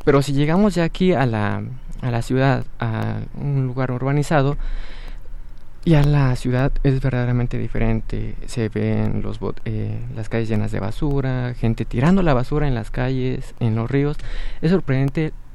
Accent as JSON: {"language": "Spanish", "country": "Mexico", "said": "como juventud somos el futuro de México"}